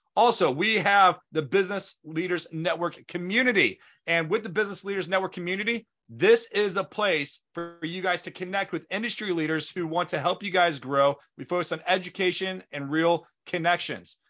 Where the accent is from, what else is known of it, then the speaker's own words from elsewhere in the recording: St. Louis, Missouri, United States; We grew up in Saint Louis